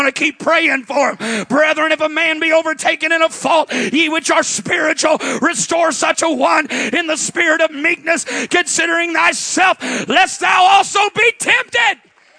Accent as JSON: {"language": "English", "region": "Midwest", "country": "United States", "tie": "born or raised there", "said": "I grew up in the Midwest. And then we didn't have all the pine trees like you've got down here, but we had big hardwood forests"}